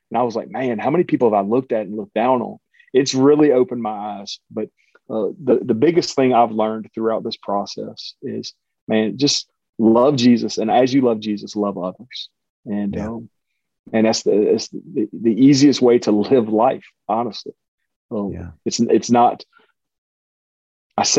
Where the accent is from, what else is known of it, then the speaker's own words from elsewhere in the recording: Cajun, Louisiana, United States; I'm a Cajun